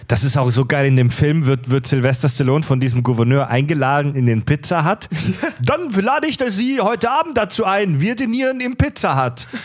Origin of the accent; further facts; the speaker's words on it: Kieselbronn, Baden-Württemberg, Germany; bei uns in Kieselbronn zu Hause